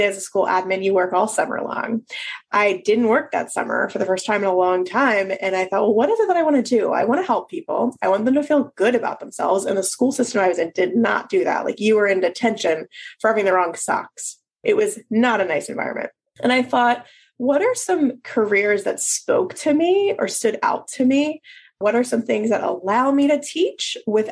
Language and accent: English; Philadelphia, Pennsylvania, United States; moved away as an adult; also born or lived in Maryland / North Carolina; now in New Orleans, United States; We moved to Philadelphia, where I'm from, so I could be near my family again